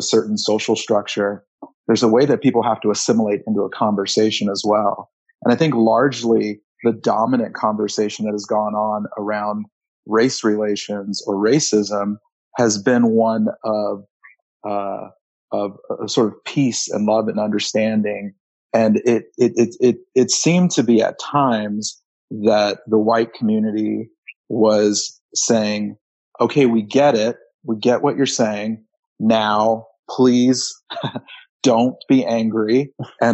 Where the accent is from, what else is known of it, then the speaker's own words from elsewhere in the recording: Southern California, United States; now in Montana, United States; although I do live in Montana now, I was born and raised in Southern California, kind of all over, but really, my roots, my family's roots are in Los Angeles